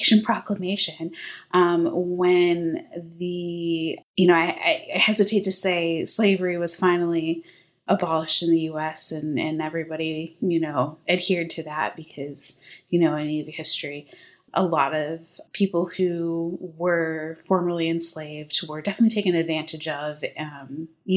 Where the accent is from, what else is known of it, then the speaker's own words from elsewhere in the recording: Midwest, United States; moved away; I grew up in the Midwest